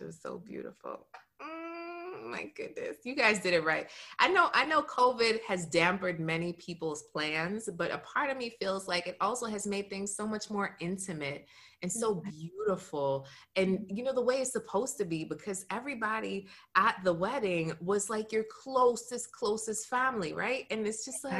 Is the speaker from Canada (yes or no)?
no; Broward, Florida, United States; my hometown, Broward